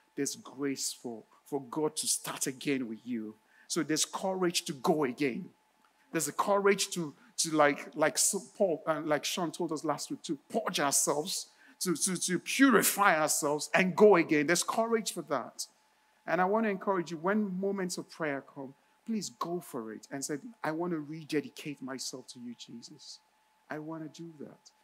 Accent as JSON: {"language": "English", "country": "Nigeria", "tie": "born or raised there", "moved": "yes", "said": "when I was a teen, growing up in Nigeria, in my neighborhood"}